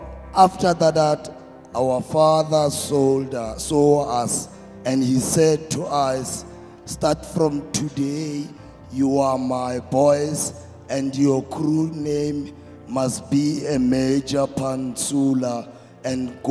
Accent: Thembisa, Gauteng, South Africa; I was born in here in South Africa

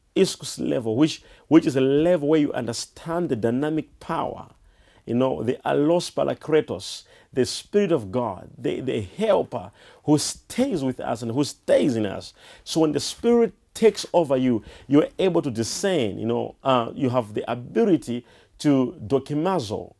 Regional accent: Malawi; I was born in Malawi and, and, and I grew up in Malawi

